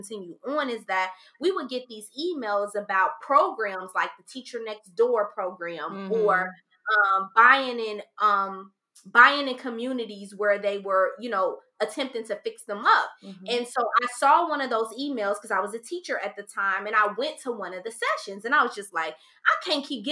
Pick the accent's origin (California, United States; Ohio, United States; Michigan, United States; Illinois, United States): Ohio, United States; moved away as an adult; also born or lived in Maryland; I was 21 years old and I had just moved to Maryland. I'm from Ohio.